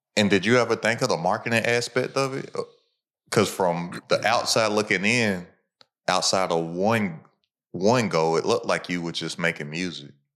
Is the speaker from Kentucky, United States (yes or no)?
yes; Lexington, Kentucky, United States; where I'm from, I'm from Lexington, Kentucky